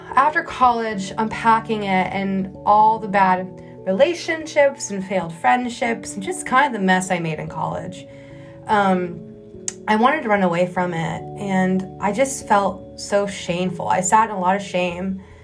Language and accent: English; Texas, United States; moved away as an adult; now in New York City, United States; growing up in Texas, you know, grandfather from Iran, mom overseas, dad from Midwest